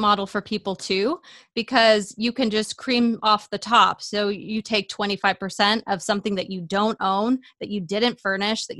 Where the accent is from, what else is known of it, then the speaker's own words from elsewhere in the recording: Hawaii, United States; moved away; I grew up in Hawaii